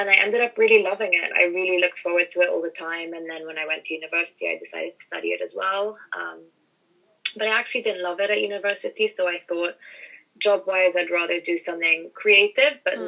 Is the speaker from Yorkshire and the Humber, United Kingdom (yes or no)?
no; London, United Kingdom; moved away as an adult; also born or lived in France / United States / Hong Kong; I grew up in London.